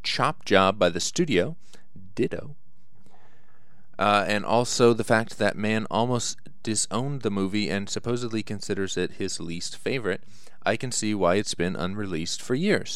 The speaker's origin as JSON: {"language": "English", "country": "United States", "said": "I'm American"}